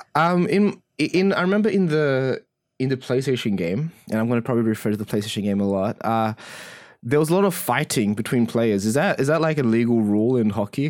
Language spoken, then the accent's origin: English; Australia